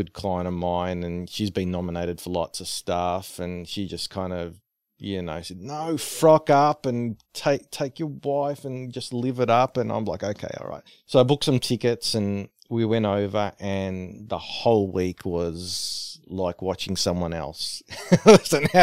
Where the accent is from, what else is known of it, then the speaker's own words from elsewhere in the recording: Australia; I'm from Australia